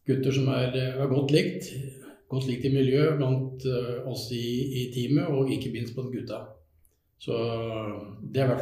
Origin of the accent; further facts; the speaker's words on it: Skien, Telemark, Norway; Da bodde jeg i Skien og Porsgrunn. Jeg er jo fra Skien.